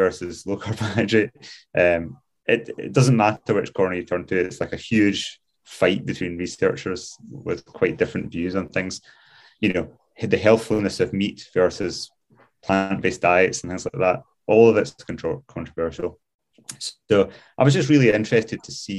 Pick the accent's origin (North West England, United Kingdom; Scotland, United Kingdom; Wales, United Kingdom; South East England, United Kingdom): Scotland, United Kingdom; Glasgow; moved away as an adult; now in Scottish Highlands, United Kingdom; I grew up in Glasgow